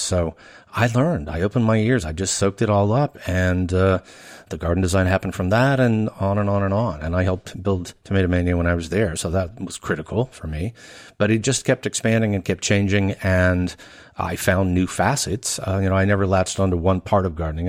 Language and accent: English; Louisiana, United States; moved away as an adult; also born or lived in Chicago / Pasadena; I grew up in Louisiana most of my life